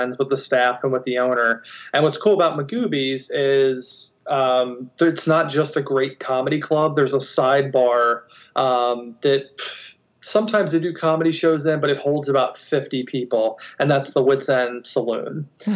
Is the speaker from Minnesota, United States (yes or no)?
no; Baltimore, Maryland, United States; I'm from Baltimore, which is in Maryland on the East Coast